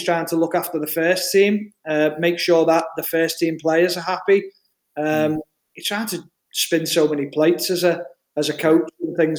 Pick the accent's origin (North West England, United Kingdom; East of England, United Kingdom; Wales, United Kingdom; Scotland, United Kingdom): North West England, United Kingdom; Merseyside; also born or lived in Bootle; I'm not deemed as a Scouser. I'm deemed as a woolly back or someone who's not quite a Scouser.